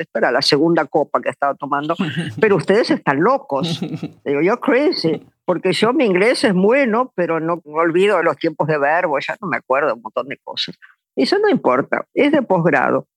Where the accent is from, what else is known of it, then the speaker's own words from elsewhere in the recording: Argentina; also born or lived in New York; me volví a la Argentina, pero ya en el 89